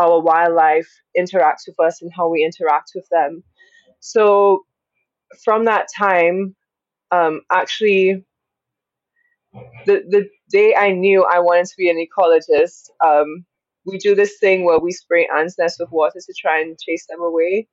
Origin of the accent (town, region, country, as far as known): Dominica; born or raised there